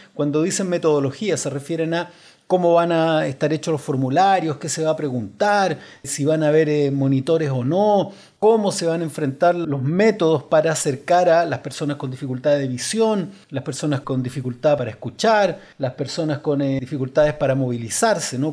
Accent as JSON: {"language": "Spanish", "country": "Chile", "said": "somos los chilenos"}